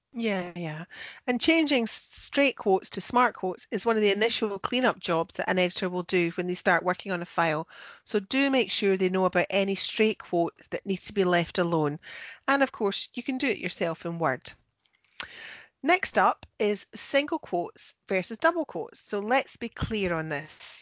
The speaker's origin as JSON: {"language": "English", "region": "Scotland", "country": "United Kingdom", "said": "I'm the Scottish one"}